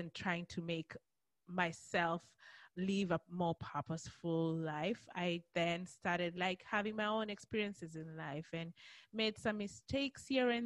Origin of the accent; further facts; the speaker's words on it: Kenya; also born or lived in Australia; now in United States; But I'm originally from Kenya